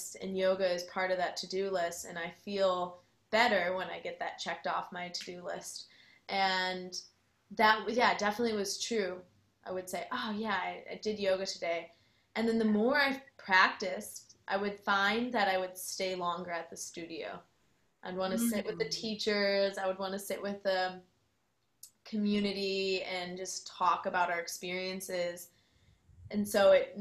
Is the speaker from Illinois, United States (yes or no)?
yes; Chicago, Illinois, United States; moved away as an adult; now in Austin, United States; I am originally from the Chicagoland area and I moved to Austin in 2013